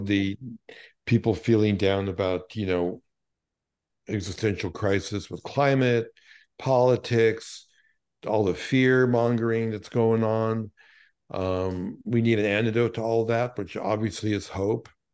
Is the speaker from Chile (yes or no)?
no; New York City, New York, United States; growing up in Brooklyn, given my parents were Holocaust survivors